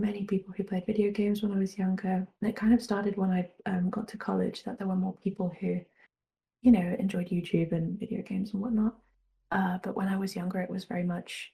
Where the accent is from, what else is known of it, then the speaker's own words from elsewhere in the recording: Germany; I was born in Germany, but I grew up bilingual because my mum is from the UK